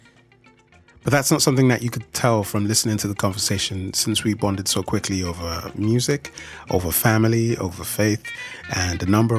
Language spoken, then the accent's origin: English; Nigeria; moved away; I was born in Nigeria in the late 80s, and I lived in Nigeria for a number of years.